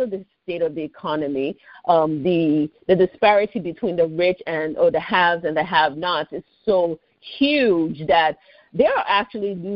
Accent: Lagos, Nigeria; also born or lived in Washington, D.C., United States; now in United States; I grew up in the capital called Lagos State

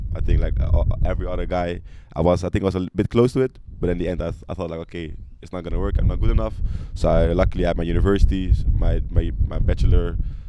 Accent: Amsterdam, North Holland, Netherlands; moved away as an adult; So I'm like … for Amsterdam, 20 years old. I grew up in Amsterdam, lived there all my life until I was 19. My daddy is from Mali. He grew up there. Then he, like around his 30s, he came to Netherlands, met my mother. She's Dutch.

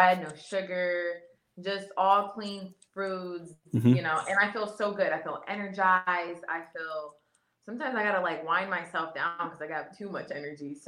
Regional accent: Ohio, United States; I'm from Ohio

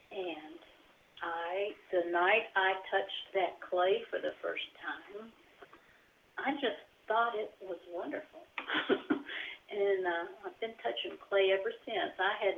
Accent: Bristol, Tennessee, United States; I grew up down in Bristol, Tennessee

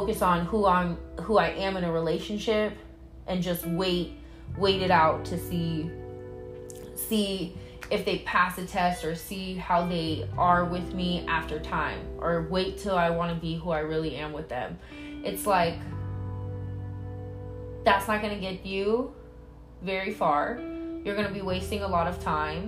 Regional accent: Vallejo, California, United States; I'm from the Bay Area. I'm from Vallejo, California.

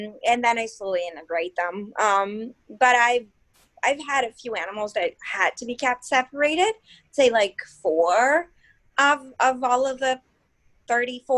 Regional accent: Brazil; moved away as an adult; now in Philadelphia, United States; I've been here in Philly for a while now. I'm originally from Brazil

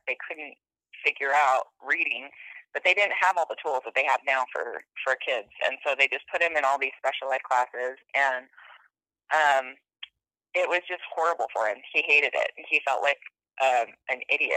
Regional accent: Sequim, Washington, United States; also born or lived in Silverton, Oregon; now in Boise, United States; I grew up in Squim, Washington, on the Olympic Peninsula

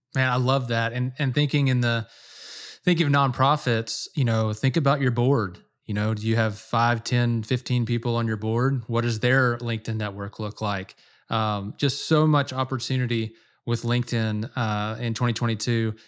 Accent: Louisiana, United States; I grew up in Louisiana, duck hunting

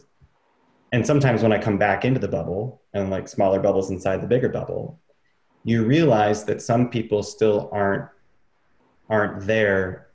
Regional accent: Traverse City, Michigan, United States; moved away as an adult; growing up in Traverse City

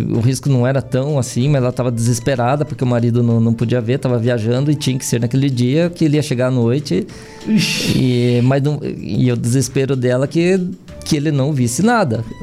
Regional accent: Castro, Paraná, Brazil; moved away; also born or lived in Japan; em Castro mesmo.

